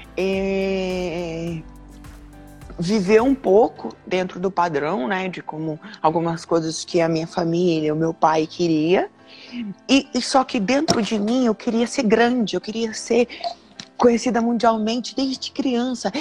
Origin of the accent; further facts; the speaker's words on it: Londrina, Paraná, Brazil; also born or lived in Curitiba; eu sou natural de Londrina, nasci em Londrina, morei até os X anos